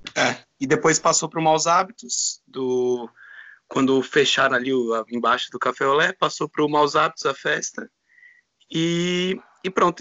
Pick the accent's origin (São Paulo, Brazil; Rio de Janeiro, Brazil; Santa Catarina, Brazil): São Paulo, Brazil; moved away as an adult; now in Porto, Portugal; Sou de São Paulo